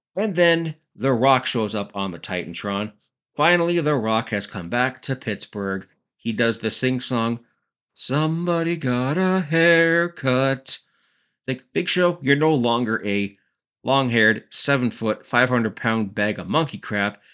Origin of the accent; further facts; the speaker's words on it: Cannington, Ontario, Canada; my hometown, Cannington, Ontario, Canada